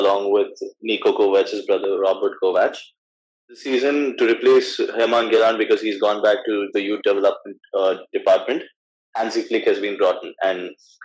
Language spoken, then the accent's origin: English; Bengaluru, Karnataka, India; I'm basically from Bengaluru, India.